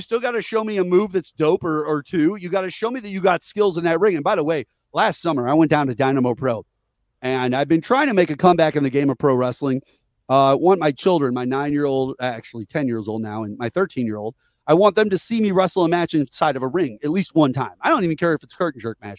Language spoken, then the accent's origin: English; Missouri, United States; we're from Missouri